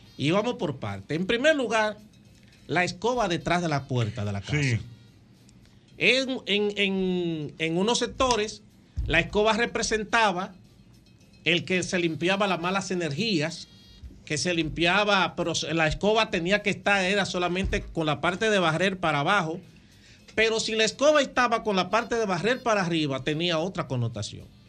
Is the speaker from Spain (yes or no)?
no; Cevicos, Sánchez Ramírez, Dominican Republic; now in Santo Domingo, Dominican Republic; en mi pueblo, en Cevicos, en un campo llamado Abadesa